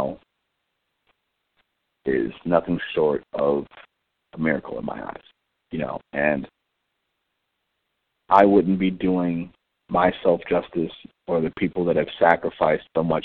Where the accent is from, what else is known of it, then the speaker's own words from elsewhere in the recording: Cleveland, Ohio, United States; Growing up in Cleveland, especially on the east side of Cleveland